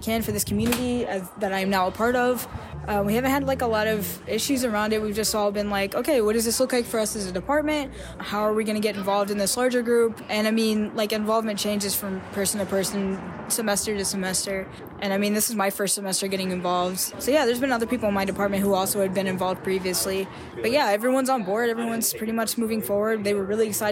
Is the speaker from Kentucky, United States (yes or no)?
yes; Kentucky, United States; moved away as an adult; now in Bloomington, United States; I'm from Kentucky, which is, you know, a coal state.